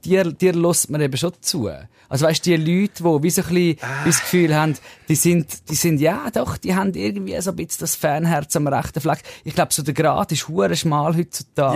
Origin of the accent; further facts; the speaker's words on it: Zurich, Switzerland; accent: Zurich dialect; aus Zürich raus mit meinem unsympathischen Dialekt